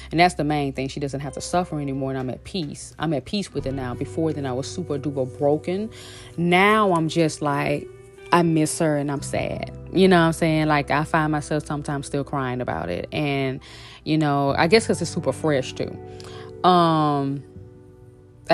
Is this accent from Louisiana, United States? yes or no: yes; Shreveport, Louisiana, United States; moved away; also born or lived in Los Angeles; back in my hometown in Shreveport, Louisiana